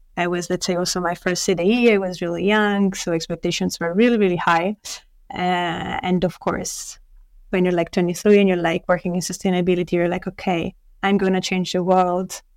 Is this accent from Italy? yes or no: yes; Italy; moved away as an adult; also born or lived in Paris, France; I was born in Italy, and uh, I studied for the first years of my life in a university here in Italy